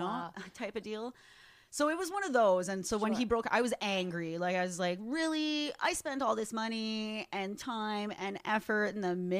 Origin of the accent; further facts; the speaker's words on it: Canada; I'm a Canadian.